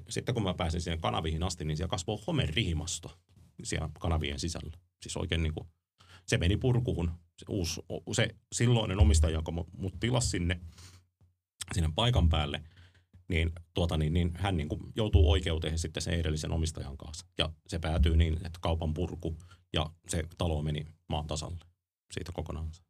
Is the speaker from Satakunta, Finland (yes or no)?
no; Ostrobothnia, Finland; meillä Pohjanmaalla ammattikorkeakoulussa, ammattikoulussa